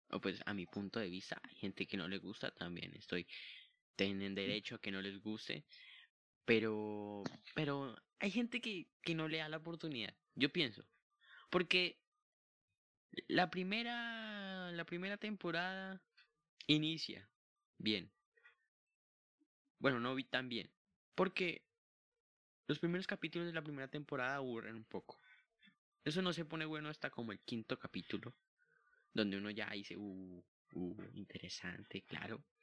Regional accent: Mexico; y pues se nota que somos re mexicanos, ¿no? Güey.

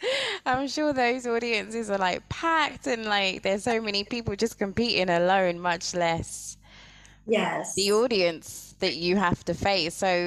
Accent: United Kingdom; I'm from the United Kingdom.

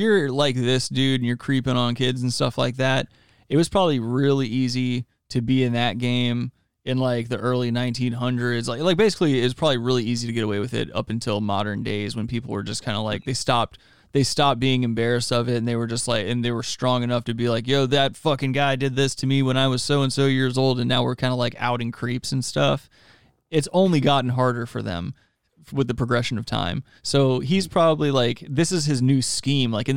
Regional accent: Myrtle Beach, South Carolina, United States; my hometown

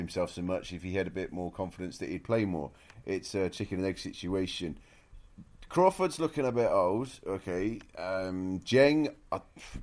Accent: United Kingdom; accent: British; as a British man, you can tell from the accent

